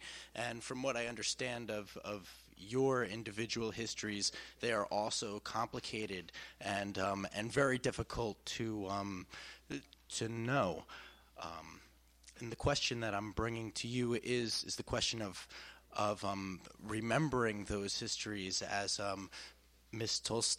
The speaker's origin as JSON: {"language": "English", "country": "United States", "said": "I'm an American student."}